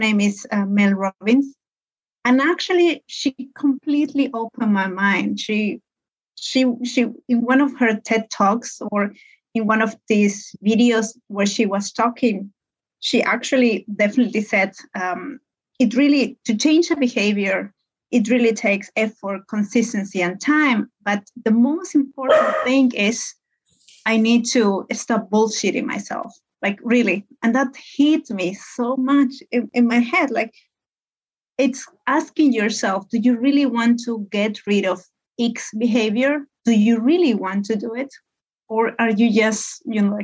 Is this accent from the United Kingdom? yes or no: no; Peru; moved away as an adult; also born or lived in Hamburg, Germany; now in Finland; I'm Peruvian. I come from Peru. I moved to Europe a couple of years ago, many years ago